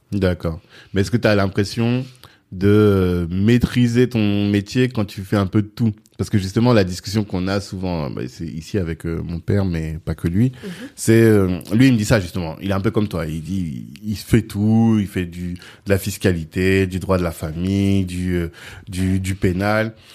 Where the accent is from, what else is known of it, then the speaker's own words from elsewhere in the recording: France; j'ai grandi en France